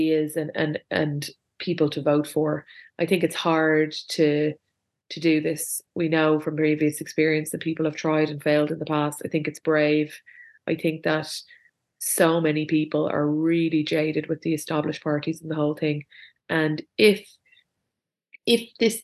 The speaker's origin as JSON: {"language": "English", "town": "Dublin", "region": "Leinster", "country": "Ireland", "said": "I'm from Dublin"}